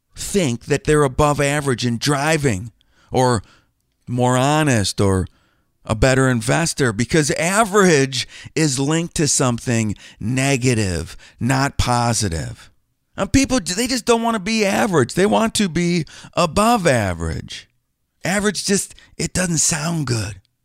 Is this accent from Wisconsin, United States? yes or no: yes; Wisconsin, United States; I'm from Wisconsin